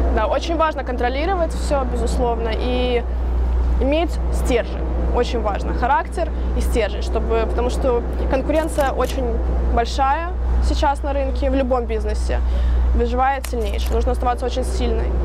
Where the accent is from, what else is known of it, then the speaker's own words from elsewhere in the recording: Chișinău, Moldova; now in United States; Я вообще родилась в Молдавии, но я в Америке живу 12 с половиной лет.